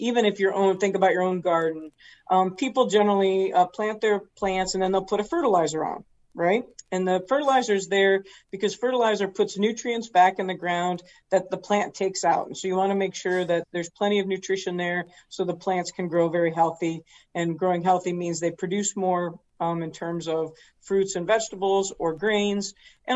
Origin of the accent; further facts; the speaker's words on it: Eaton Rapids, Michigan, United States; moved away as an adult; now in Florida, United States; I was born in Central Michigan, grew up on a farm there